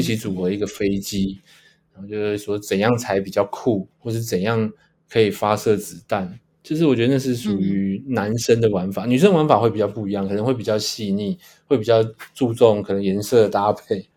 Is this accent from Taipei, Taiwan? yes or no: yes; Taipei, Taiwan; 那我一个人是跟我妈在台北两个人生活这样